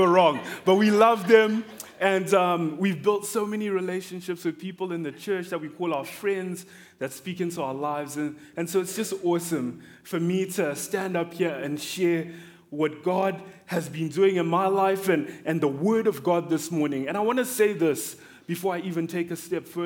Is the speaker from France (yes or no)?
no; Zimbabwe; now in Pennsylvania, United States; I am from Zimbabwe.